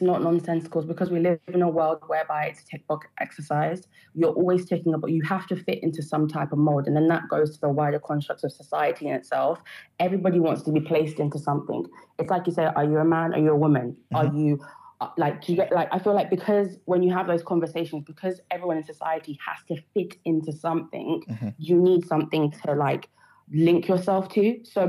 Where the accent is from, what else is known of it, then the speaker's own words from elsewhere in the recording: United Kingdom; if I go and I fill out a census, I will say I'm Black British. Mm-hmm. But I know in myself, whilst I am Black British, again, it goes down to I'm my tribe first. I'm from the country I am next.